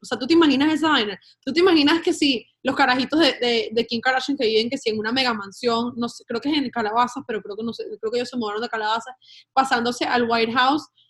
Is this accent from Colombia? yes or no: no; Venezuela; also born or lived in Spain; now in United States; yo soy española y yo soy venezolana, yo estoy en este país como española